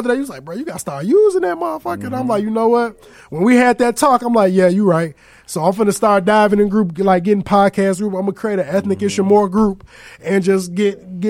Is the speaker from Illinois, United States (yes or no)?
yes; Aurora, Illinois, United States; I'm from Aurora.